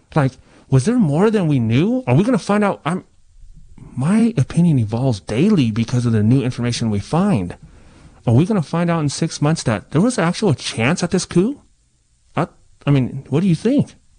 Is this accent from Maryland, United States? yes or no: no; Ukiah, California, United States; also born or lived in Coyote Valley Reservation; I grew up in Ukiah, Mendocino County. We're a small town in the middle of nowhere